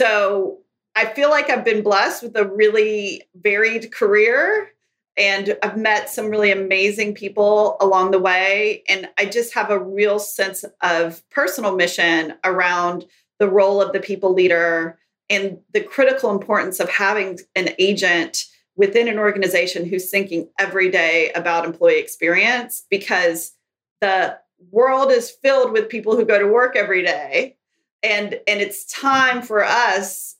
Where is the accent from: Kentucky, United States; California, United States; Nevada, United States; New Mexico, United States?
Kentucky, United States; moved away; I grew up in Kentucky, in a small town in Kentucky